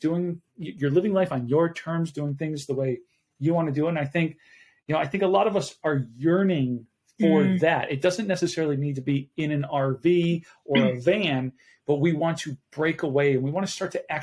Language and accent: English; Buffalo, New York, United States; now in Arizona, United States; I'm originally from Buffalo, New York